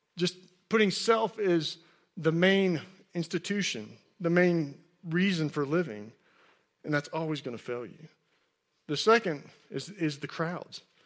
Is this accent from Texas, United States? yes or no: yes; Texas, United States; I grew up in Texas, and I played high school football